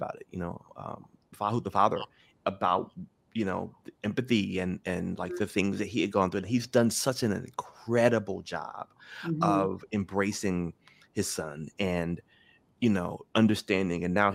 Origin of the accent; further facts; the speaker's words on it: Memphis, Tennessee, United States; I grew up in Memphis